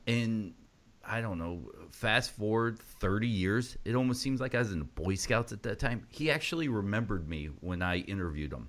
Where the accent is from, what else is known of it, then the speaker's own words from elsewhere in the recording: Georgia, United States; I was growing up in Georgia